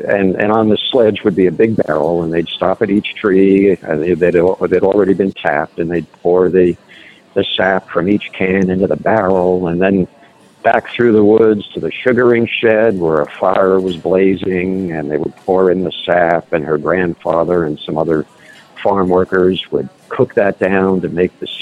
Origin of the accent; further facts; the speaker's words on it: New Jersey, United States; moved away; I grew up in New Jersey. My mom is still out there